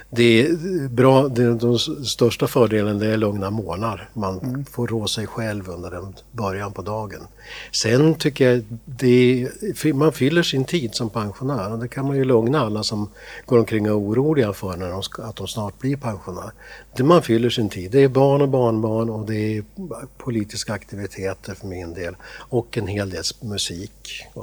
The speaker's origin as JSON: {"language": "Swedish", "region": "Gävleborg County", "country": "Sweden", "also_born_or_lived": "Byske", "said": "Nej, jag är inte västeråsare. Jag är hälsing från början. Men sen har jag flyttat runt lite grann i, Sverige får jag säga."}